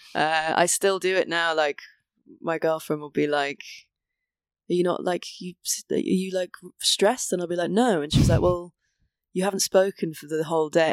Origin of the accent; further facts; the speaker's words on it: Wales, United Kingdom; now in England; growing up in Wales